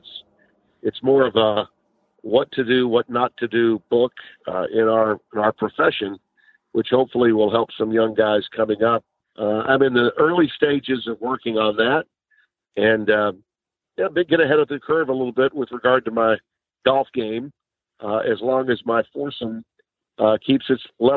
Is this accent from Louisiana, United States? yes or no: yes; Shreveport, Louisiana, United States; also born or lived in Monroe, Louisiana / Connecticut; I live in my hometown in Shreveport, Louisiana